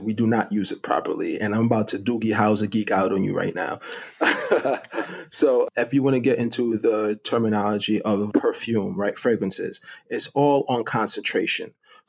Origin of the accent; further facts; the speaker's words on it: Jamaica; now in Brooklyn, United States; And I live in Brooklyn, and my family, you know, when we came from Jamaica, was in Brooklyn.